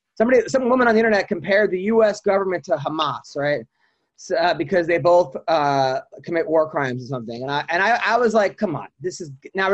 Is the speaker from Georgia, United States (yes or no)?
no; Long Island, New York, United States; I dealt with a lot of anti-Semitism growing up in Long Island.